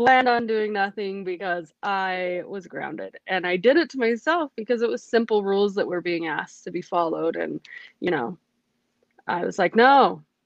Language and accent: English; Logan, Utah, United States; moved away as an adult; also born or lived in Las Vegas; now in California, United States; I moved to Logan, and where I went through high school and middle school, and I did my teenage years